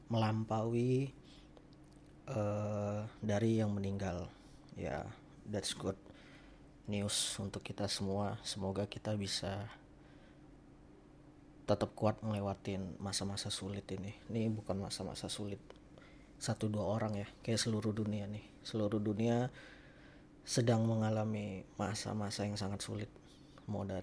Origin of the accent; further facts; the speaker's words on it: Sumatra, Indonesia; moved away as an adult; now in Jakarta, Indonesia; sedikit informasi gue itu merantau ke Jakarta gue dari Sumatera. Gue merantau itu 2016, gue kerja di Jakarta.